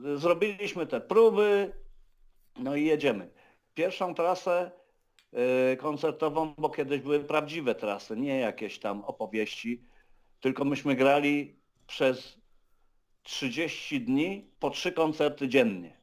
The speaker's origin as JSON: {"language": "Polish", "town": "Wrocław", "region": "Lower Silesian Voivodeship", "country": "Poland", "tie": "born or raised there", "moved": "as an adult", "lives_now": "Lublin, Poland", "said": "ja nie muszę koniecznie mieszkać we Wrocławiu, w którym się urodziłem i w którym spędziłem no, 30 parę lat życia"}